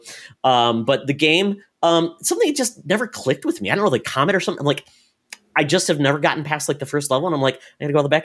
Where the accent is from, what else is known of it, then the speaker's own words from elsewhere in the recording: Minnesota, United States; I'm from Minnesota